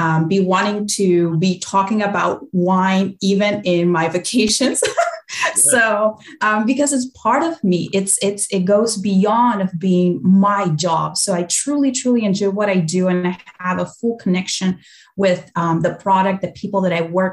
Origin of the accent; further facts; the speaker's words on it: Mendoza, Argentina; moved away; I grew up in Argentina, in Mendoza, so wonderful wine region